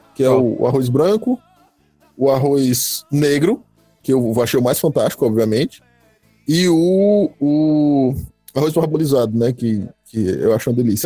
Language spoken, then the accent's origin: Portuguese; Fortaleza, Ceará, Brazil; Eu sou da Jardim América